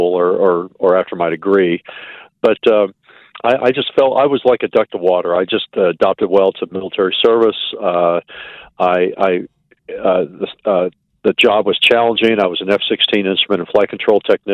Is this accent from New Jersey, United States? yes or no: no; Wichita, Kansas, United States; I was born in Kansas City, but moved to Wichita when I was 2 years old, and I've lived here about 55 out of my 62 years